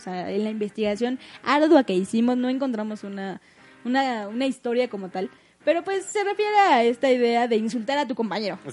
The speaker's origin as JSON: {"language": "Spanish", "region": "northern Mexico", "country": "Mexico", "said": "del norte, de donde nosotros somos."}